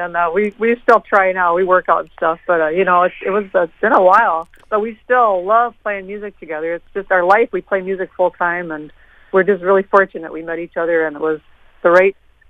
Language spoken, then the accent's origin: English; Stillwater, Minnesota, United States; Curtis is from Texas originally, and I'm from Stillwater, Minnesota.